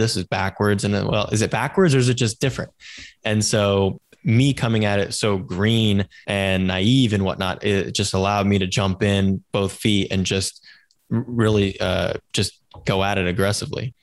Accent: Silicon Valley, California, United States; I grew up in Silicon Valley

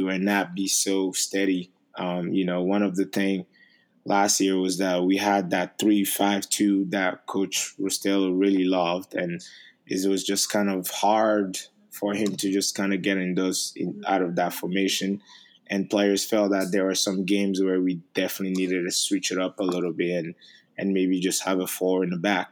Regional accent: Paris, Île-de-France, France; English is a second language; moved away as an adult; also born or lived in Togo; now in Maryland, United States; a kid that grew up in Paris, that only spoke French

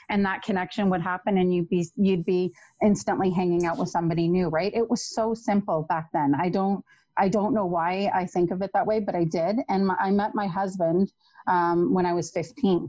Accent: Toronto, Ontario, Canada; I grew up in Toronto

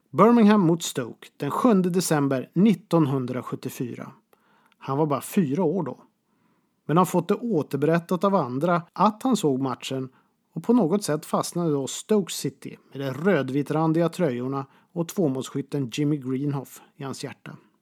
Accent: Boden, Norrbotten County, Sweden; Pressbyrån hemma i Boden

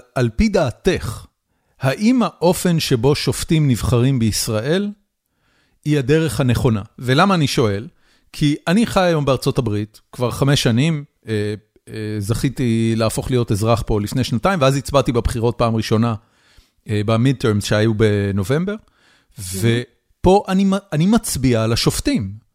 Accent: Haifa, Haifa District, Israel; moved away as an adult; now in United States; גדלתי בחיפה, עם הצפונבונים על הכרמל

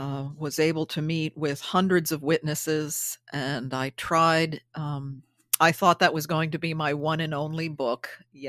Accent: New York, United States; I lived it. I'm born and raised in the Hudson Valley. And as a child, I remember hearing all these stories.

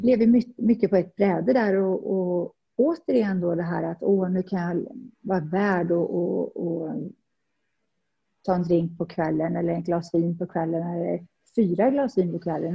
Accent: Värmland forests, Sweden; moved away as an adult; also born or lived in Stockholm, Sweden / Saudi Arabia; now in Dubai, United Arab Emirates; Jag kommer från Värmlandsskogen och ja, flyttade upp till Stockholm som 19-åring

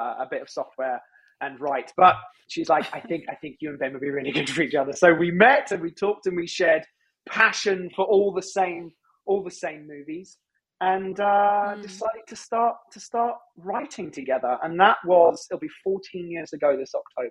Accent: London, United Kingdom; accent: British; moved away as an adult; now in Los Angeles, United States; I come from London. But I've lived in the States for 15 years this year

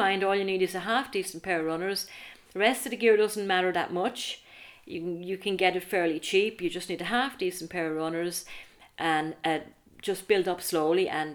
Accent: Arklow, Leinster, Ireland; I'm from Arklow, a small enough town

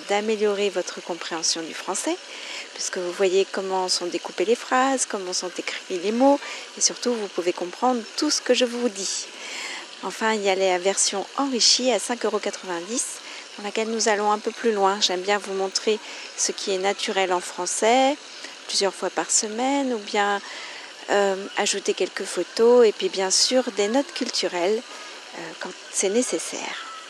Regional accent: France; je suis française

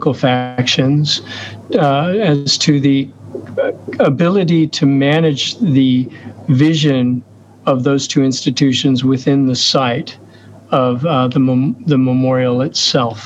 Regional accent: United States; moved away; also born or lived in Oslo, Norway; I'm an American citizen

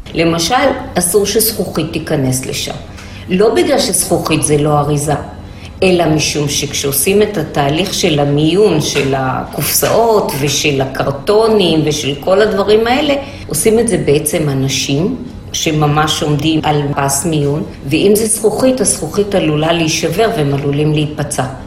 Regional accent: Haifa, Haifa District, Israel; אני גדלתי בוואדי שיח בחיפה

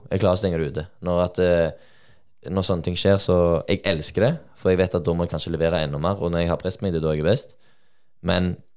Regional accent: Sola, Rogaland, Norway; moved away as an adult; now in Molde, Norway; jeg er fra Sola, jeg holdt på å si Stavanger

